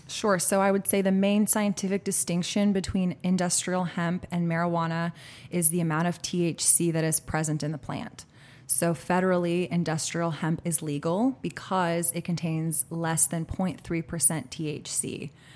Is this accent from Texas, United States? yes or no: yes; Austin, Texas, United States; born and raised in Austin, Texas